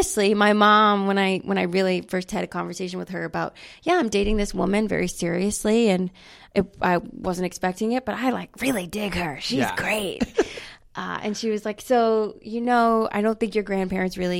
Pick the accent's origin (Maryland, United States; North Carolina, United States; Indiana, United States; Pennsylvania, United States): North Carolina, United States; now in New York City, United States; I'm from North Carolina